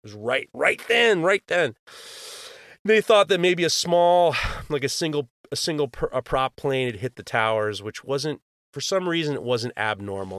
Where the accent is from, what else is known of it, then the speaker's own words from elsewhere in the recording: New York City, New York, United States; I grew up in New York City